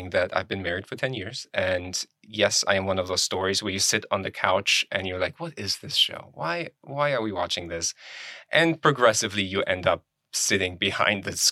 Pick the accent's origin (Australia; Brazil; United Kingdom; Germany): Germany; moved away as an adult; also born or lived in Poland / Cincinnati, Ohio / Kentucky; now in United States; I was born in Poland and I ended up in Germany with my parents and I got my high school diploma, finished all that in there